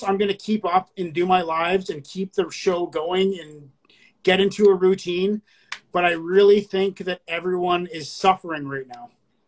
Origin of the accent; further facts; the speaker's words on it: Canada; I'm Canadian